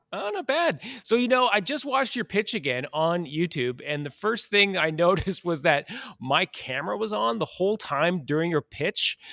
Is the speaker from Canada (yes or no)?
yes; Western Canada, Canada; I'm a Western Canadian